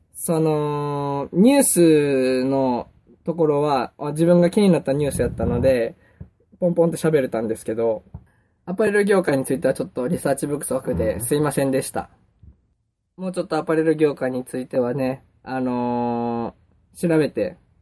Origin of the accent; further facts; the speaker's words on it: Kansai, Japan; accent: Kansai dialect; 僕関西弁、 関西人やから関西弁になっちゃうんですけども